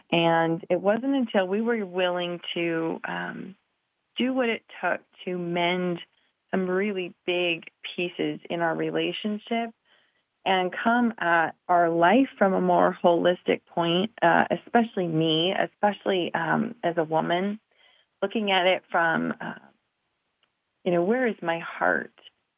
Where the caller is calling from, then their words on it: Reno, Nevada, United States; I'm in Reno, Nevada.